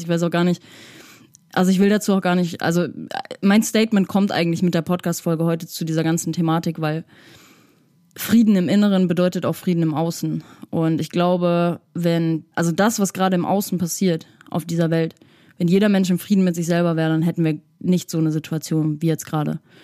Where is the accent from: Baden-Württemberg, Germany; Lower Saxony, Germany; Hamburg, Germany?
Hamburg, Germany; ich komme aus der Psytrance Hochburg Hamburg